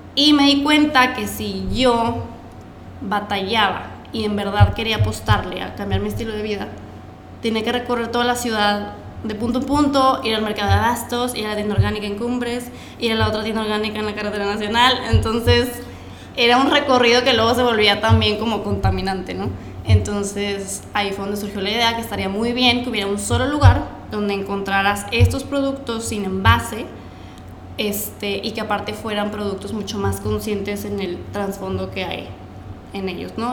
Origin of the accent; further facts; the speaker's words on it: Monterrey, Nuevo León, Mexico; soy de aquí de Monterrey